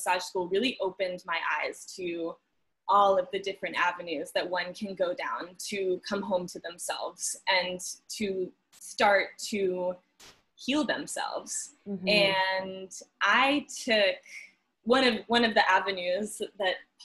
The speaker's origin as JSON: {"language": "English", "region": "New Jersey", "country": "United States", "tie": "born or raised there", "said": "I grew up in New Jersey in a suburb of New York City"}